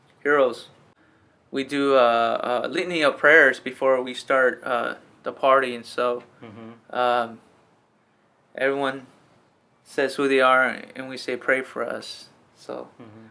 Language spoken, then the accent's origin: English; California, United States; I grew up in the valley, picking grapes, picking tomatoes, pruning the fields